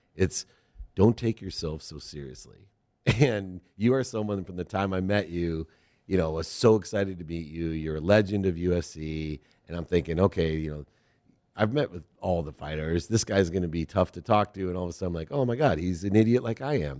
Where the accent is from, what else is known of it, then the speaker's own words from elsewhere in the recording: Ohio, United States; moved away; we're both from Ohio originally, born there